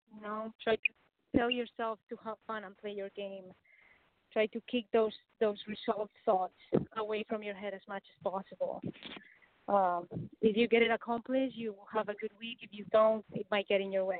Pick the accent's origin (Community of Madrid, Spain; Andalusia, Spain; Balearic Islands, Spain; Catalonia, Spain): Community of Madrid, Spain; Madrid; moved away as an adult; also born or lived in Auburn, Alabama; I'm from Spain, so soccer is really, really big over there